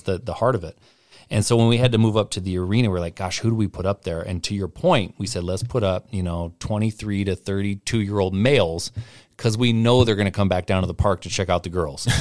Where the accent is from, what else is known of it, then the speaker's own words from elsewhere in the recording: Portland, Oregon, United States; now in Spokane, United States; I'm from Portland